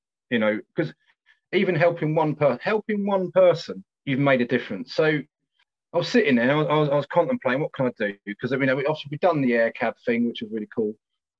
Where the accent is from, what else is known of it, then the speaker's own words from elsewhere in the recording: South East England, United Kingdom; You know, we come from Kent, and you know, one of the lads comes quite a long way, actually.